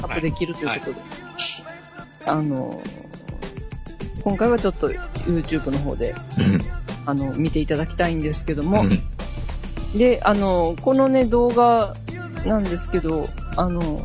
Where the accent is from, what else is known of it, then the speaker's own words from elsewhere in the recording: Hyogo, Japan; 私の地元の兵庫県